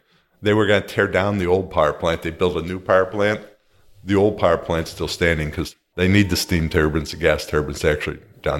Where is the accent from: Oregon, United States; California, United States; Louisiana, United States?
California, United States; I'm not from Silicon Valley. I'm from Southern California.